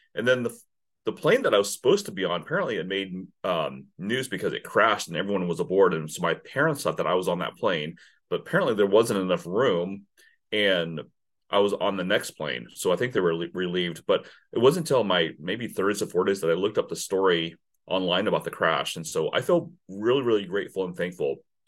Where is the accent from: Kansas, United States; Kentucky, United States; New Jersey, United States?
Kansas, United States; Silver Lake; also born or lived in Saigon, Vietnam / California / Texas / Oklahoma; I grew up in a small town. So so we moved from from California to Texas to Oklahoma to outside of Topeka, Kansas. So seven miles north of Topeka is Silver Lake